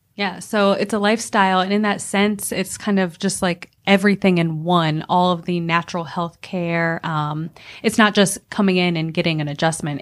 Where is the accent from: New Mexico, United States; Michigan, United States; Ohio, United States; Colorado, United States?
Ohio, United States; Akron; now in Greenville, United States; I'm originally from Akron, Ohio.